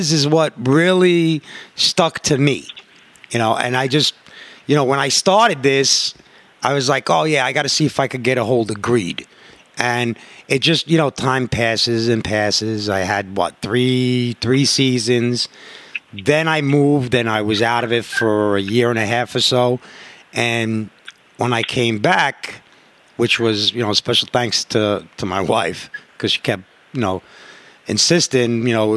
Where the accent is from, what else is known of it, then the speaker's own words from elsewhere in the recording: New York City, New York, United States; I'm from Corona, you know, OTC Crew